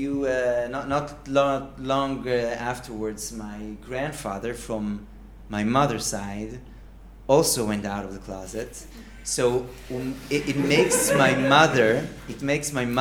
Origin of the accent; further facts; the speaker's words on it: Kfar Saba, Central District, Israel; also born or lived in Haifa; now in Tel Aviv, Israel; And I was raised in Kfar Saba